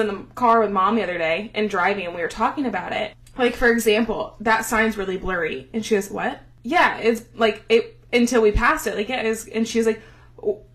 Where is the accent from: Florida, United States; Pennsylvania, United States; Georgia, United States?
Georgia, United States; accent: Southern; also born or lived in Texas